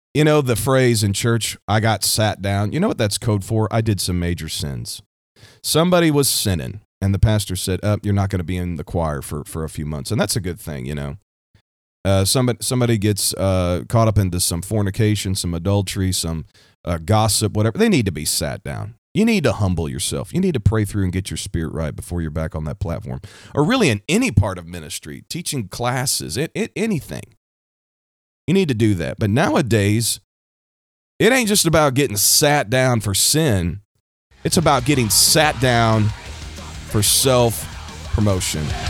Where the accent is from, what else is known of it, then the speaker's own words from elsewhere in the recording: Kansas City, Missouri, United States; I'm from the United States, right here in the heartland, the Midwest, Kansas City, Missouri